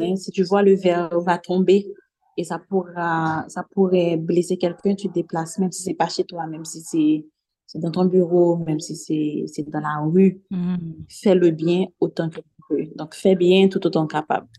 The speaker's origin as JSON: {"language": "French", "country": "Haiti", "tie": "born or raised there", "said": "Je vis dans une société là où j'ai grandi"}